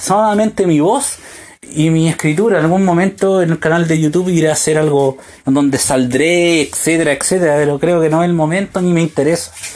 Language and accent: Spanish; Chile; moved away as an adult; also born or lived in United States; en mi país